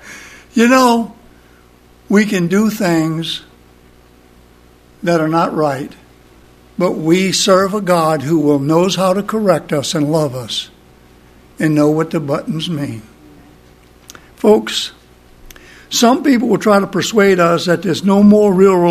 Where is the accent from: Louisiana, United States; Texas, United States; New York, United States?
Louisiana, United States; Cocodrilo; I'm from Cocodrilo, Louisiana